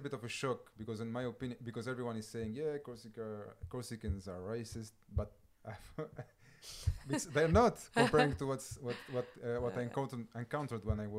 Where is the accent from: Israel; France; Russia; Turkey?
France; moved away as an adult; now in London, United Kingdom; I was born and raised in France, but yeah, I feel like a Londoner, even if I feel I belong to this city